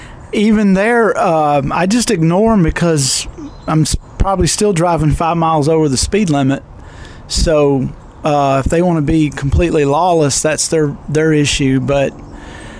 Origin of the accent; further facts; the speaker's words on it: Birmingham, Alabama, United States; I grew up in Birmingham, Alabama